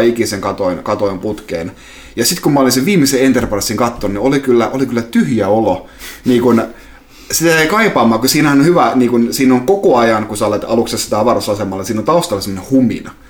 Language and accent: Finnish; Salo, Southwest Finland, Finland; moved away; kotopuolessa Salossa